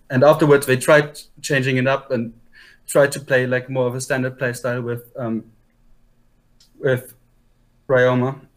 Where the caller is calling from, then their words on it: Unterhaching, Bavaria, Germany; I'm calling from Unterhaching, Germany